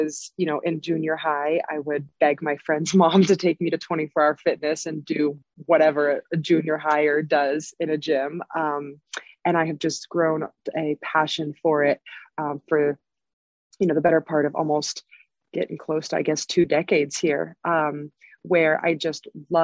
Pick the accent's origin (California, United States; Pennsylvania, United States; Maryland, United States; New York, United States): California, United States; Southern; moved away as an adult; also born or lived in San Diego; now in Denver, United States; I moved from San Diego. So I have lived in Southern California my whole life.